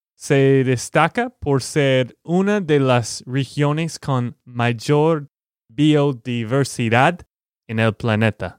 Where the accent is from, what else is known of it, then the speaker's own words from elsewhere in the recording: Texas, United States; de Texas, Estados Unidos